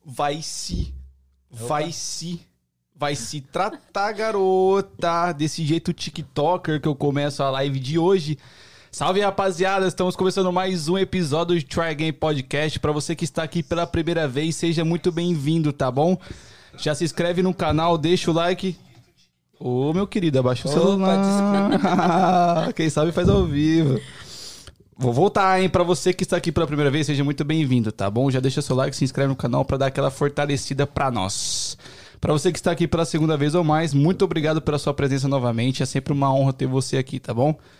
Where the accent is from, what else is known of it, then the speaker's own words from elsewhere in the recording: Rio de Janeiro, Brazil; now in United States; eu sou do Rio de Janeiro